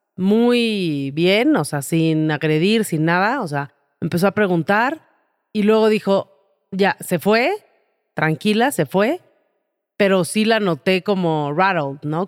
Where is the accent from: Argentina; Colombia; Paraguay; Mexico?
Mexico